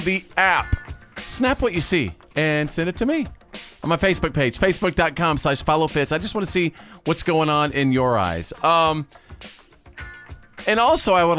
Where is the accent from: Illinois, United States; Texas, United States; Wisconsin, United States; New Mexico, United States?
Texas, United States; Wichita Falls; also born or lived in Bowie, Texas; When I was a little kid, growing up in Wichita Falls, Texas, in North Texas